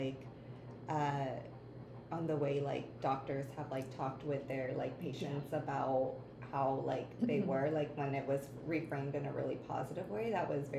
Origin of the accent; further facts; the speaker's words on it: Ohio, United States; I grew up in the Midwest in Ohio